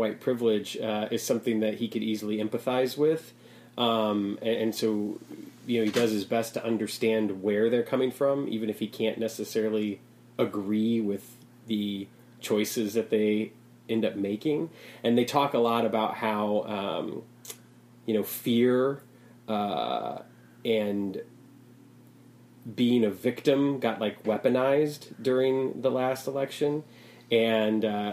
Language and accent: English; Chicago, Illinois, United States; being a Chicagoan